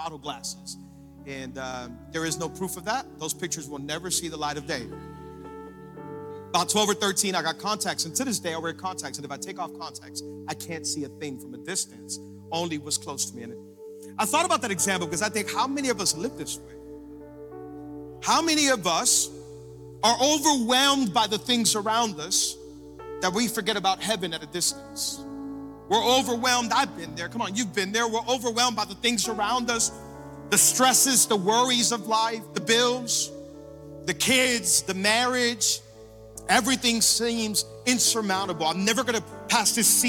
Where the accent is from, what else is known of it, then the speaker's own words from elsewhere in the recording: Hialeah, Florida, United States; I grew up in Hialeah, and I say it all the time because I'm loud and proud about Hialeah.